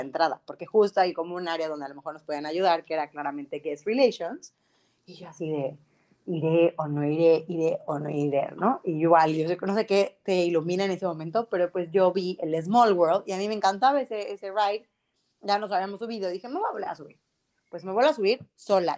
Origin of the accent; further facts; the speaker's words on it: Mexico; nosotros como mexicanos